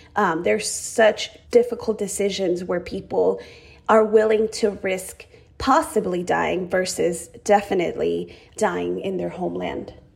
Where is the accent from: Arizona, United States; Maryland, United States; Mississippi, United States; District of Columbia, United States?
Arizona, United States; also born or lived in Chihuahua, Mexico; now in California, United States; I arrived to the United States with my family when I was just three years old. I had my third birthday in Arizona